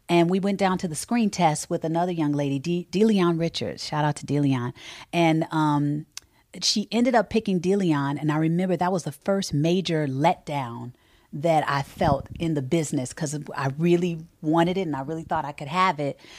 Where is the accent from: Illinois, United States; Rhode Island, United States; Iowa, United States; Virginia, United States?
Illinois, United States; Chicago; I'm from Chicago.